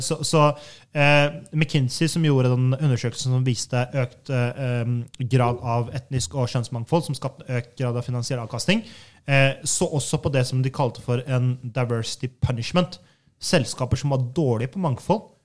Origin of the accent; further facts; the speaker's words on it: Halden, Østfold, Norway; jeg er fra Halden